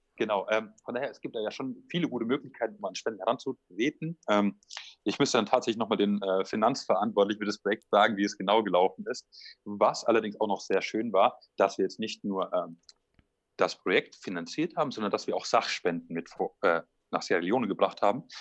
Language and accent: German; near Würzburg, Franconia, Bavaria, Germany; also born or lived in Stuttgart region; now in Esslingen, Germany; Ich komme aus der Nähe von Würzburg